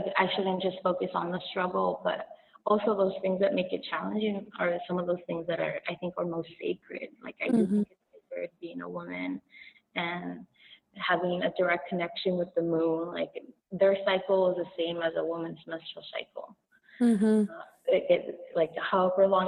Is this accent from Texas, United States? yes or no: no; Los Angeles, California, United States; I'm from East